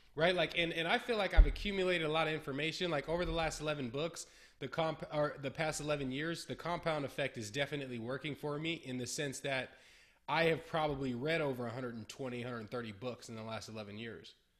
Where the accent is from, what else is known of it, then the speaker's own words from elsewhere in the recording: Berkeley, California, United States; My whole life. I've always been in California